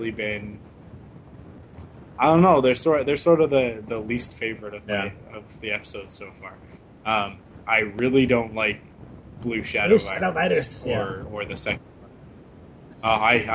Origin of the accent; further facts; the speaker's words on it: Vancouver, British Columbia, Canada; my hometown right now. They're in Vancouver